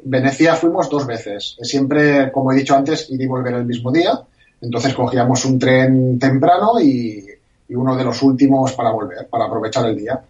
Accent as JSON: {"language": "Spanish", "town": "Barcelona", "region": "Catalonia", "country": "Spain", "said": "la gente como yo que somos de Barcelona"}